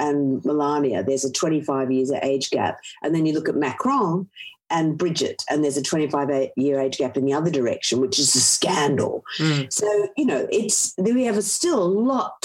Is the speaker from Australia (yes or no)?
yes; Australia; I grew up in Australia in the 70s and 80s, which was pretty sexist